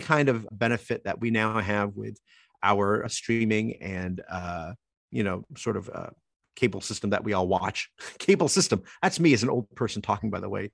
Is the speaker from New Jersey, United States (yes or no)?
yes; Toms River, New Jersey, United States; born or raised there